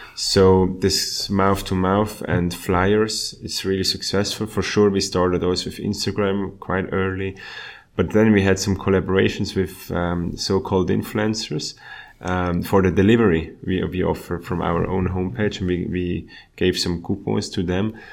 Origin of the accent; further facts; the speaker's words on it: Switzerland; my hometown.